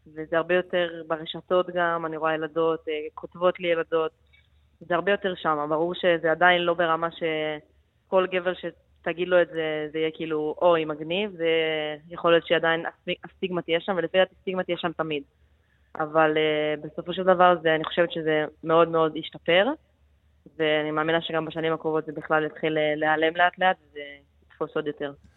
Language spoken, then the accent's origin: Hebrew; Netanya, Central District, Israel; moved away as an adult; also born or lived in Jerusalem / Milan, Italy; now in Germany; נולדתי בירושלים, וכשהייתי בגיל 6 עברנו לנתניה